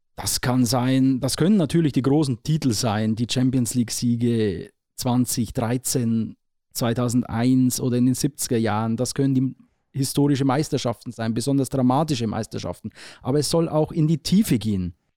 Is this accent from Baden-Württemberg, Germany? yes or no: no; Neusorg, Bavaria, Germany; also born or lived in Marktredwitz / Weiden / Nabburg; Ich komme ja aus dem Kern aus Neusorg, stamme ich